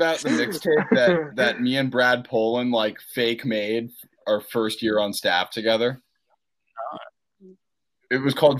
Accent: Scotland, United Kingdom; I love living in Scotland, and I am Scottish.

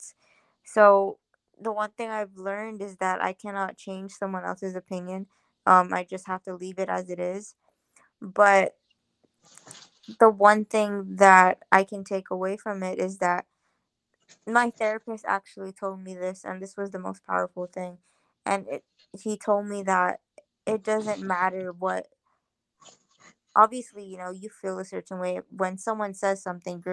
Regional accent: Guam; growing up in Chamorro culture

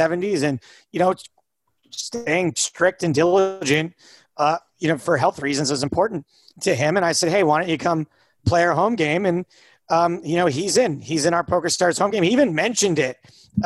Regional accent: United States; I grew up about 4 hours from Canada

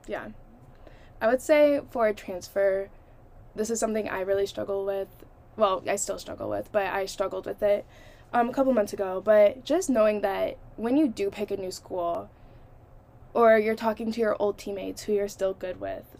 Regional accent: Toledo, Ohio, United States; moved away as an adult; my hometown, Toledo, Ohio

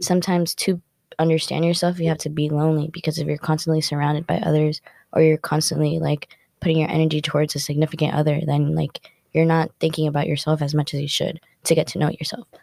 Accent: New York City, New York, United States; moved away as an adult; now in Davidson, United States; I'm from New York City

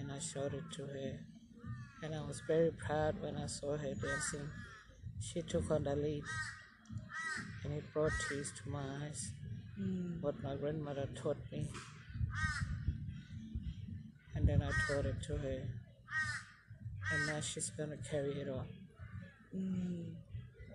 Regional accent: Gunbalanya, Northern Territory, Australia; I'm from West Arnhem Land, in a small place called Wimbalanya. It's a beautiful country. This is where I grew up.

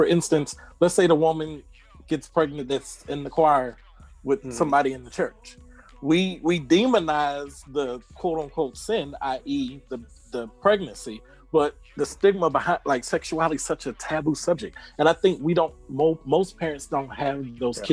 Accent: Atlanta, Georgia, United States; I'm from Atlanta.

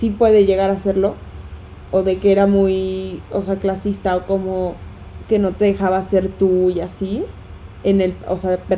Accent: Mexico City, Mexico; también nos dijeron, quítense esa idea como chilanga de que porque en la Ciudad de México sirve, ahí de a huevo va a tener que funcionar.

